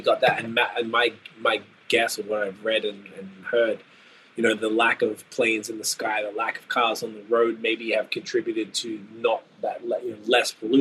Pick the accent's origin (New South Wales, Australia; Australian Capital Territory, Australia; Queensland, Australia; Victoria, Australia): Victoria, Australia; Melbourne; moved away as an adult; now in Ontario, Canada; I'm from the southern part of Australia. I'm from Melbourne.